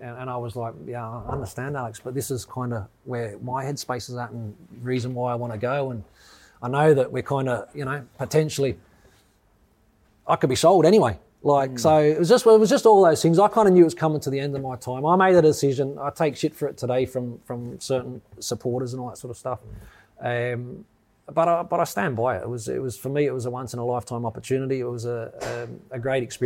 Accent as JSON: {"language": "English", "country": "Australia", "tie": "born or raised there", "moved": "yes", "lives_now": "United Kingdom", "said": "growing up in Australia"}